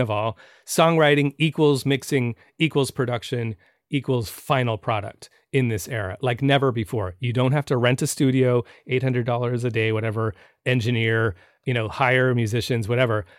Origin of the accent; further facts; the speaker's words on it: San Francisco, California, United States; moved away; also born or lived in New York; I'm from San Francisco